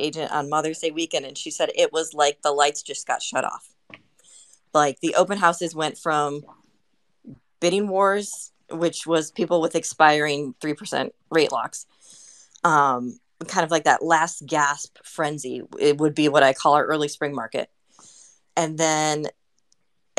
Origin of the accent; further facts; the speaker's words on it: Chicago, Illinois, United States; now in Dallas, United States; I am not native to Dallas. I grew up in the Chicago area, but so that's why I don't have an accent.